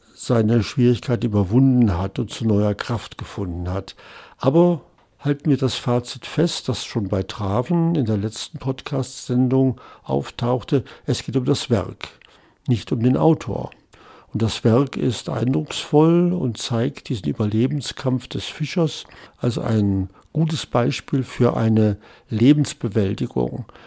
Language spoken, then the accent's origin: German; West Germany, Germany; als Westdeutscher